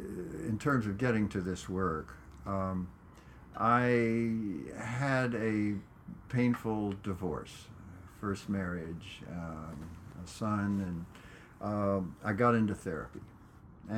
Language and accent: English; Corpus Christi, Texas, United States; Corpus Christi, Texas.